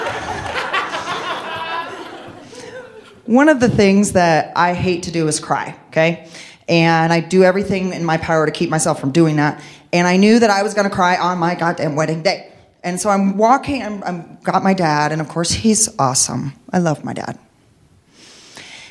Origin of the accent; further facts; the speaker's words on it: Midwest, United States; growing up in the Midwest, in a fundamentalist Christian home